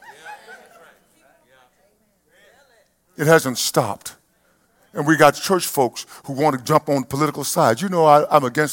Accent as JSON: {"language": "English", "region": "East Texas", "country": "United States", "tie": "born or raised there", "said": "When I grew up in East Texas"}